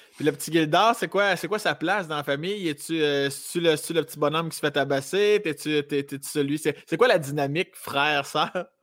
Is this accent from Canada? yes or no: yes; Laurier-Station, Quebec, Canada; je viens de Laurier Station, dans la région de Binière, ah, à une demi-heure de Québec